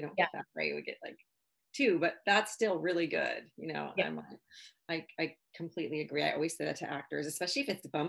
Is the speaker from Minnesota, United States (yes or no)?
yes; Minneapolis, Minnesota, United States; moved away as an adult; now in Los Angeles, United States; I was her PA in Minneapolis. I was from Minneapolis.